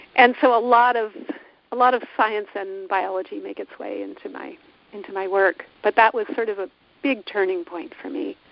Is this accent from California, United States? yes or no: yes; California, United States; my home state of California